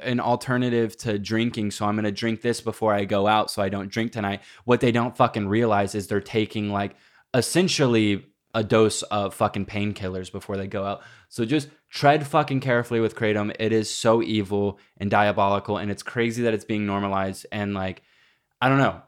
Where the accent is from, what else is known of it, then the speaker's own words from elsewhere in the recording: Granbury, Texas, United States; moved away; It says Granbury, Texas, which is my hometown